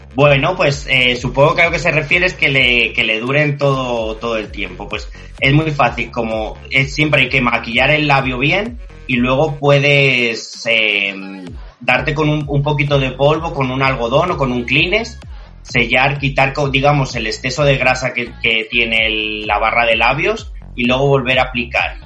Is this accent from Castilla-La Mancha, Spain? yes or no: yes; Albacete, Castilla-La Mancha, Spain; now in Madrid, Spain; Yo soy de Albacete, una ciudad muy cerquita a Madrid, y me pilló por aquí, por, mi tierra